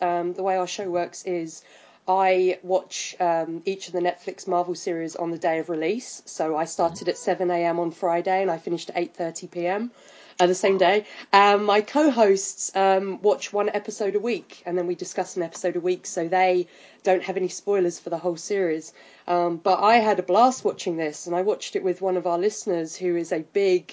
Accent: England, United Kingdom; I'm English.

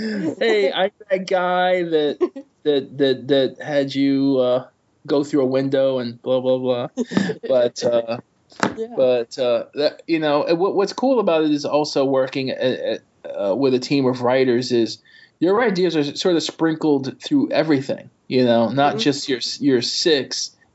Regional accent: New York, United States; I am a New Yorker

